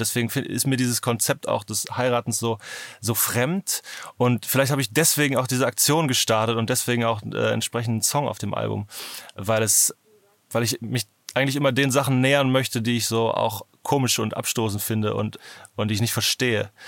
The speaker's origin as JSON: {"language": "German", "region": "Northern Germany", "country": "Germany", "said": "ich komme ja aus Norddeutschland"}